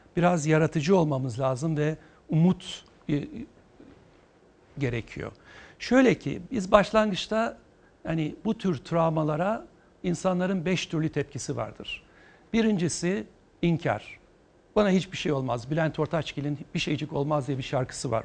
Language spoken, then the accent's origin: Turkish; Eskişehir, Turkey; Eskişehirliyim ben